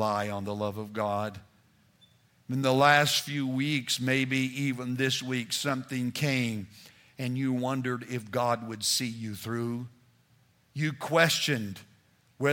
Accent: New Mexico, United States; moved away as an adult; also born or lived in Texas; We were raised in New Mexico.

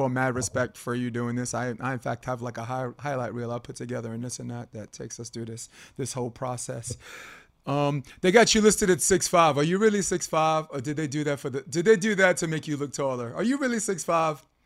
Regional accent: New York City, New York, United States; I'm a kid from Brooklyn.

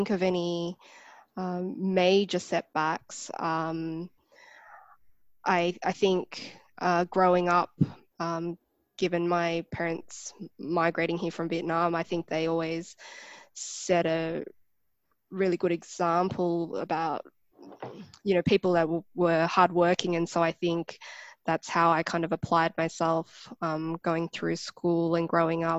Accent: Canberra, Australian Capital Territory, Australia; Growing up in Canberra, I think it's quite multicultural.

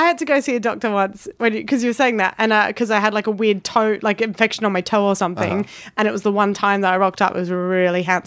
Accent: Adelaide, South Australia, Australia; moved away as an adult; now in England; I'm from Adelaide

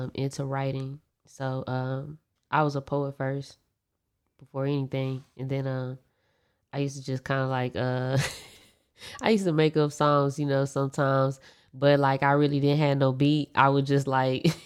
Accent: Austin, Texas, United States; also born or lived in Dallas, Texas; I was born in Dallas, but I was raised down here in Austin

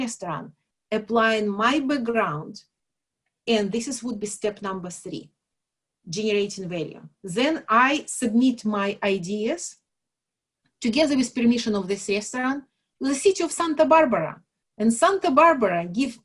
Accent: Belarus; moved away; I'm from Belarus, where we kind of know how to deal with, you know, limits or financial limits and government regulations and everything else

